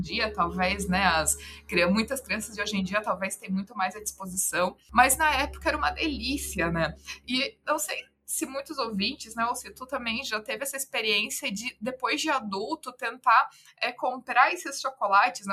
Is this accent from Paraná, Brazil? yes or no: no; Santa Catarina, Brazil; Eu sou catarinense também, né? E é, conheço muito Pomerode, é muito pertinho da cidade, da minha cidade natal